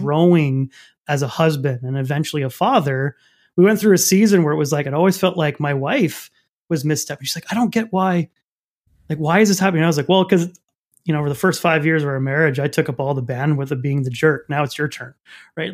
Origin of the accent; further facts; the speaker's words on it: Canada; I'm French Canadian